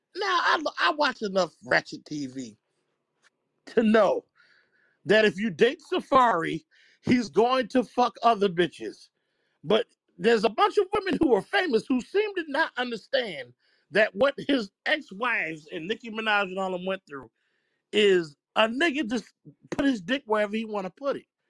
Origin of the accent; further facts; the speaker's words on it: New Jersey, United States; I'm from Jersey